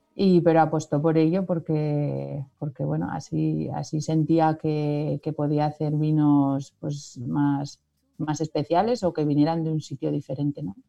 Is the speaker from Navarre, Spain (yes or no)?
yes; San Martín de Unx, Navarre, Spain; aquí en mi pueblo, en San Martín